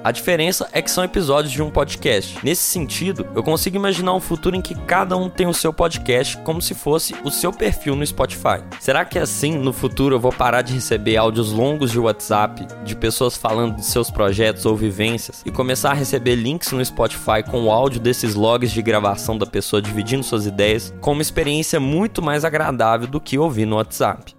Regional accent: Brazil; nós brasileiros

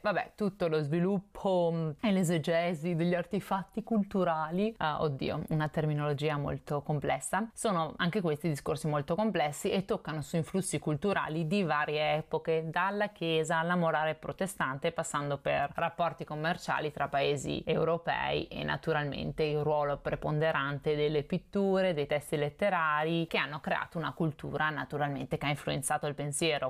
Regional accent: Veneto, Italy; io sono veneta

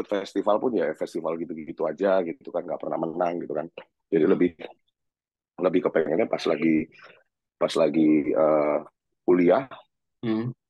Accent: Surabaya, East Java, Indonesia; iya iya iya iya aku lahir dan besar di Surabaya

